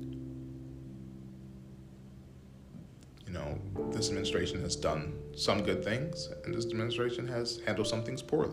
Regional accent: United States; as Americans, as the American people

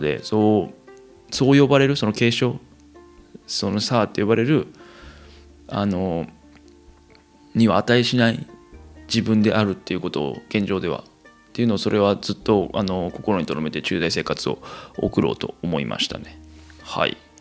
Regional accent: Kansai, Japan; moved away as an adult; 生まれも育ちも関西という生粋の関西人私

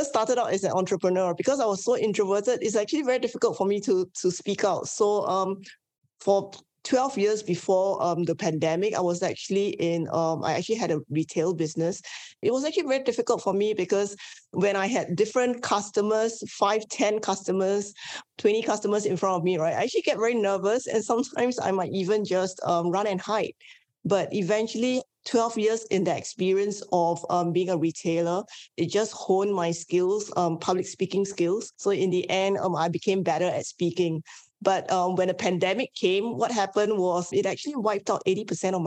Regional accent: Singapore; I am born and bred in Singapore. I'm Asian Chinese

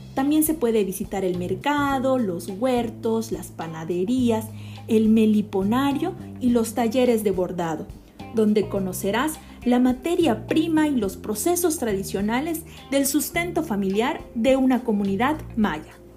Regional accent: Yucatán, Mexico; Como yucatecos y como mexicanos

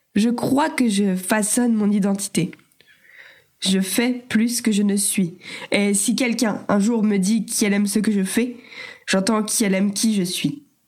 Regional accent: Normandy, France; Je suis normande.

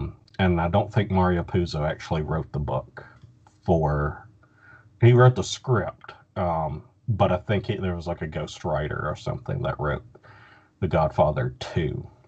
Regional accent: Southern United States, United States; but it's just as much about growing up. Growing up in the South, And, you know, I think that's just, you know, those kind of stories really resonate with me.

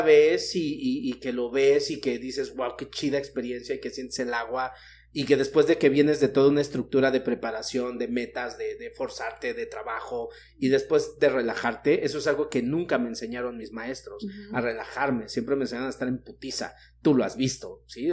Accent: Mexico City, Mexico; yo que soy de la Ciudad de México

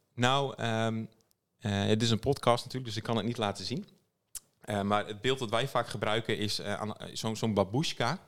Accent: Friesland, Netherlands; ik ben, wat ik altijd het belangrijkste vind om te noemen is dat ik uit Friesland kom

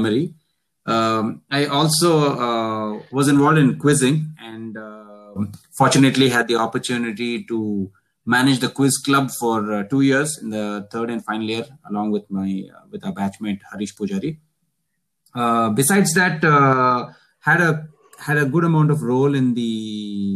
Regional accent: Bangalore, Karnataka, India; I came to college from Bangalore

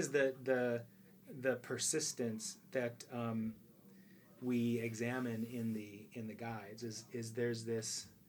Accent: Virginia, United States; I'm from Virginia, my vagina

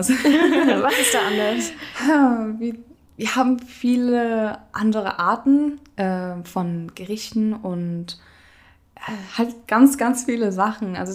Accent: Kurdistan Region, Iraq; also born or lived in Denmark; now in Germany; Also, ich bin 21 Jahre alt und komme aus Kurdistan, Irak äh, und war in Dänemark geworden

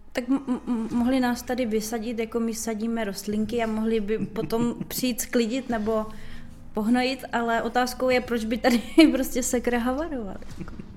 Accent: Brno, South Moravian Region, Czechia; jsme Brňáci

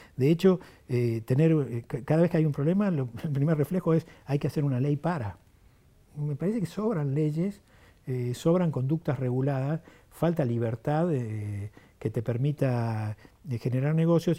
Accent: Argentina

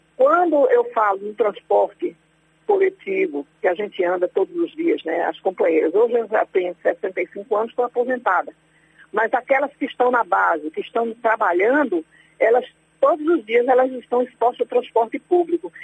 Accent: Pernambuco, Brazil; eu sou de Pernambuco

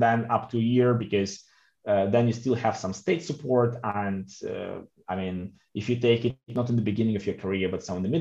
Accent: Belarus; also born or lived in Russia; now in Switzerland; I'm coming from Belarus. I lived in Russia for a long time.

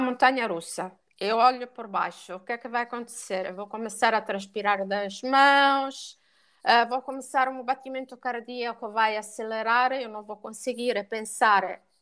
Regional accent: Italy; accent: Italian; Portuguese is a second language; now in Portugal; eu sou italiana

